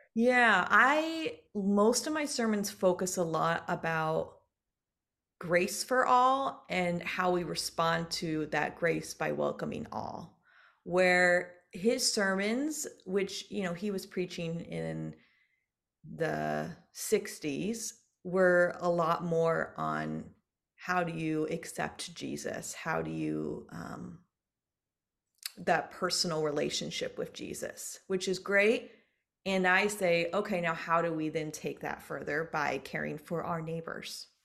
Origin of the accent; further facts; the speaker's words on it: Dayton, Ohio, United States; moved away as an adult; also born or lived in Iowa / Nebraska / California; now in San Francisco Peninsula, United States; So, I am originally from Dayton, Ohio. So, I'm a Midwest gal.